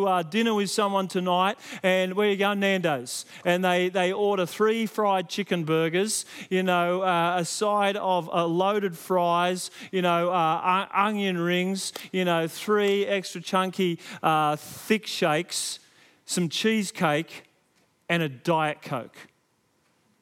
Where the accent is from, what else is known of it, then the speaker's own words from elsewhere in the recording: Sydney, New South Wales, Australia; Growing up in Western Sydney, my grandfather had a little market garden